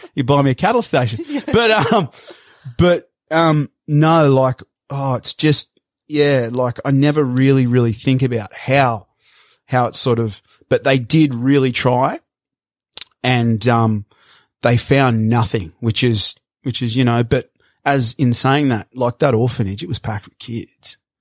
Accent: Sydney, New South Wales, Australia; moved away as an adult; also born or lived in Brazil / Queensland; growing up in Bondi

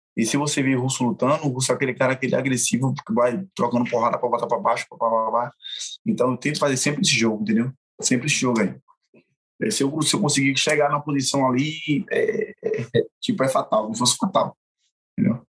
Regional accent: Brazil; Eu sou brasileiro, sou, não sou do contra, sou brasileiro

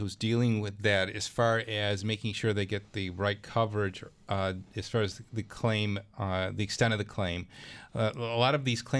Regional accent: Clarence, New York, United States; my hometown, Clarence

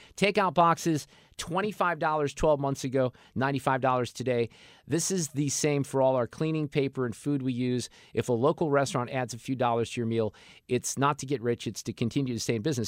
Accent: Niles, Illinois, United States; now in Missouri, United States; I went to junior high in the suburbs of Chicago in Niles, Illinois

